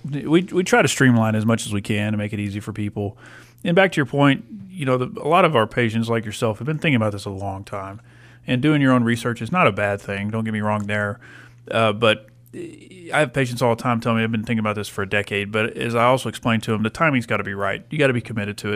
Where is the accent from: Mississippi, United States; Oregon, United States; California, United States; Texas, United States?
Texas, United States; Lubbock; I'm from Lubbock